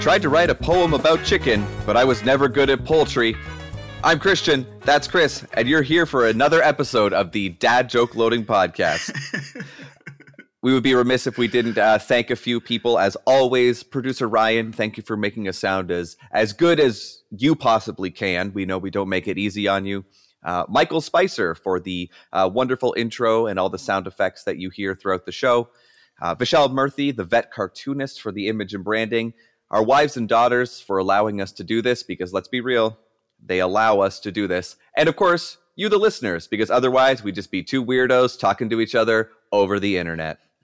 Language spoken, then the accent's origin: English; Canada; moved away as an adult; now in Erie County, United States; myself being Canadian but living across the border here in uh, in Erie County, uh, Western New York